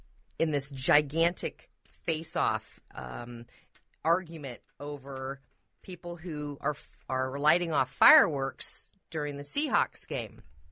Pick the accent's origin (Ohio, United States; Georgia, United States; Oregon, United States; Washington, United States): Washington, United States; Seattle; And I just resolutely refuse to jump on the bandwagon just because I'm from Seattle.